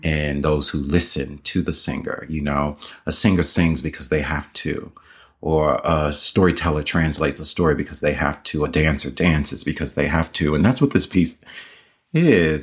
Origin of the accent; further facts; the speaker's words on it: Nashville, Tennessee, United States; my hometown church in Nashville